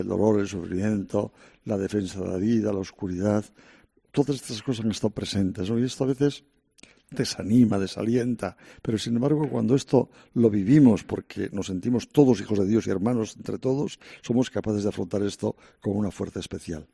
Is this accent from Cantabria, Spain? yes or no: yes; Santander, Cantabria, Spain; moved away as an adult; now in Madrid, Spain; en mi tierra de origen, Santander